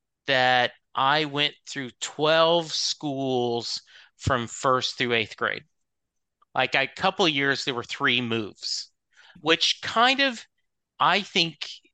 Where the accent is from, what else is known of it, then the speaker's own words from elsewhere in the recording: Leesville, Louisiana, United States; born there; And I was born in Leesville, Louisiana.